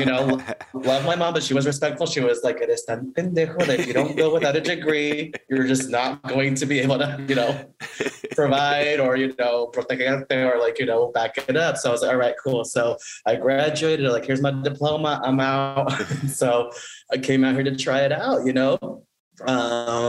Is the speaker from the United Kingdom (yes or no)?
no; Denver, Colorado, United States; now in Los Angeles, United States; growing up in Denver, we were at first like the only brown family.